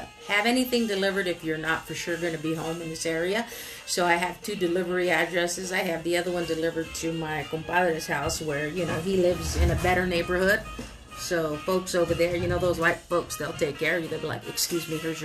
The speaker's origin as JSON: {"language": "English", "town": "Oxnard", "region": "California", "country": "United States", "tie": "born or raised there", "said": "born and raised in Southern California by way of Oxnard, the 93030."}